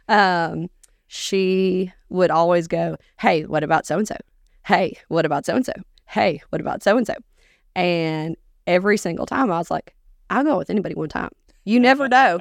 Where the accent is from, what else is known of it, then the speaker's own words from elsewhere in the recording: Augusta, Georgia, United States; moved away as an adult; also born or lived in Minneapolis, Minnesota; now in Dickson County, Tennessee, United States; I was born in Minneapolis, but I grew up in Augusta, Georgia